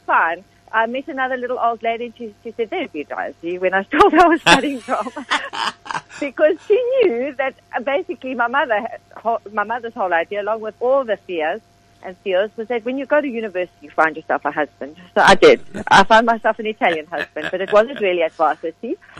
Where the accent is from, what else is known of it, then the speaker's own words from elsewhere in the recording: Johannesburg, Gauteng, South Africa; moved away as an adult; also born or lived in Pretoria / Cape Town; now in Stellenbosch, South Africa; So Johannesburg is my first memory